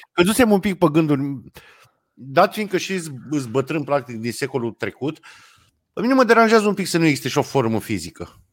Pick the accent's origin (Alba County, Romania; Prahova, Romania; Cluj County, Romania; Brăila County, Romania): Brăila County, Romania; Brăila; Mândria de brăilean